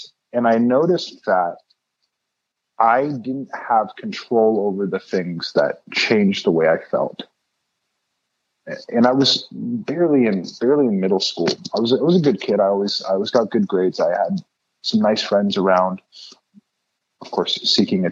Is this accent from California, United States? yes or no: yes; Los Angeles, California, United States; now in Oakland, United States; I was born and raised in Los Angeles, California. I currently live in Oakland in the Bay Area.